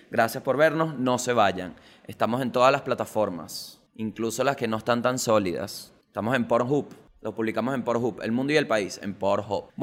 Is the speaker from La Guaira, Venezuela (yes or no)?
yes; La Guaira, Venezuela; ¿Será porque soy de La Guaira, Venezuela?